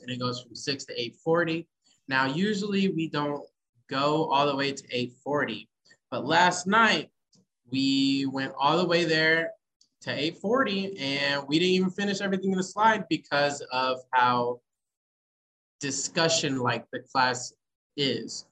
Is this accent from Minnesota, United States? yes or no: no; Poplar Bluff, Missouri, United States; now in Kansas City, United States; I'm originally from Poplar Bluff, but I do live here in Kansas City.